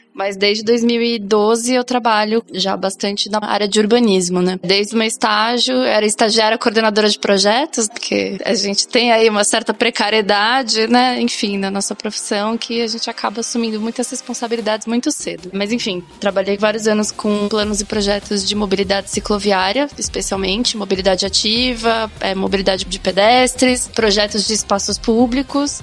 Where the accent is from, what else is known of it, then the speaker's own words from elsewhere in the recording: São Paulo, Brazil; eu sou de São Paulo, arquiteta e urbanista